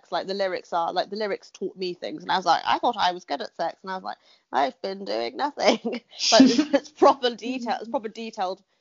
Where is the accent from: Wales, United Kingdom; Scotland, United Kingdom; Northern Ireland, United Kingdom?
Wales, United Kingdom; I grew up in Wales. That happened everywhere.